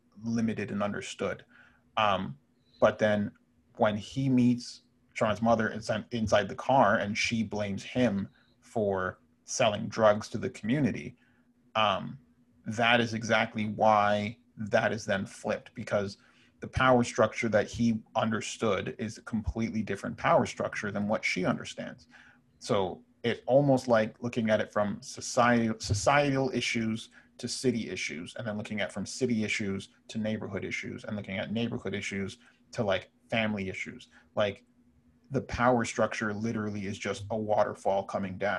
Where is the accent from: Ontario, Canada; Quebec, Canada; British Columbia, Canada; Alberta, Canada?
Ontario, Canada; Brampton; I grew up in Brampton